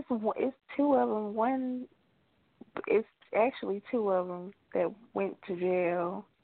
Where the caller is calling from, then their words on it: Georgia, United States; I'm calling from Georgia.